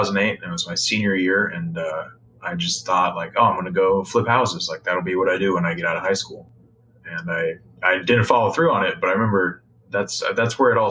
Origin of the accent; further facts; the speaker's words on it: Denver, Colorado, United States; I grew up in Denver, Colorado.